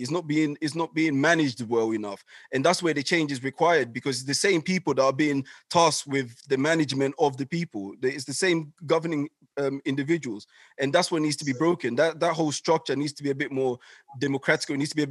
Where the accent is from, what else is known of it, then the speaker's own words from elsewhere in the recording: Ghana; born there; I think I was born in Ghana myself, so I go there all the time.